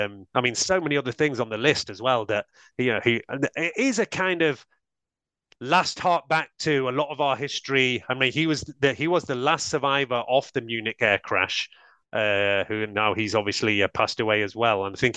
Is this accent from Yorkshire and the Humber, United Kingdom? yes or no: no; Manchester area, North West England, United Kingdom; growing up in the Manchester area